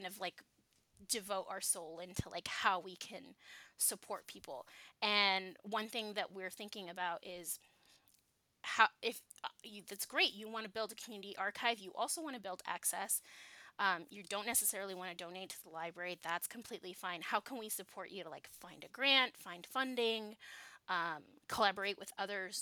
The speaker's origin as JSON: {"language": "English", "region": "Southern California", "country": "United States", "moved": "yes", "said": "I'm from Southern California"}